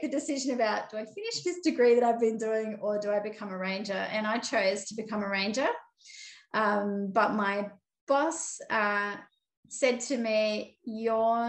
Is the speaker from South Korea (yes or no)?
no; Sydney, New South Wales, Australia; I'm a Cabrigal Darug woman and I grew up in Sydney. So I grew up on the outskirts of a place called Warunga, kind of near Hornsby